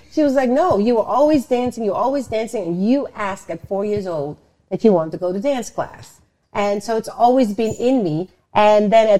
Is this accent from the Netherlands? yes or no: yes; Netherlands; also born or lived in Suriname / New York; now in Los Angeles, United States; I was born in Suriname, South America, and raised in the Netherlands, and then moved by myself to New York, and then